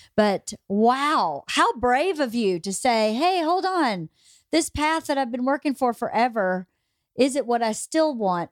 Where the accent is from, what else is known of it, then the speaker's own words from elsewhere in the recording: Georgia, United States; moved away; I was born and raised in Georgia